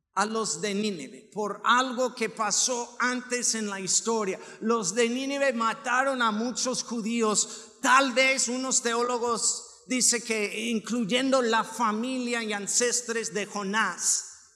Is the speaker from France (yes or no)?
no; Nayarit, Mexico; now in Aguascalientes, Mexico; Yo vengo de Nayarit